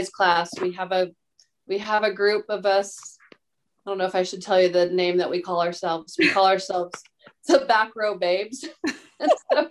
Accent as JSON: {"language": "English", "town": "Lebanon", "region": "Oregon", "country": "United States", "tie": "born or raised there", "lives_now": "Salem, United States", "said": "about, an hour away from Lebanon, where we grew up"}